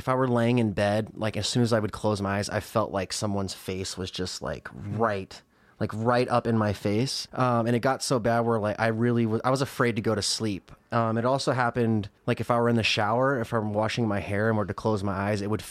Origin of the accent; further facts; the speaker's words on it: Casper, Wyoming, United States; moved away as an adult; now in Chicago, United States; I'm originally from Casper, Wyoming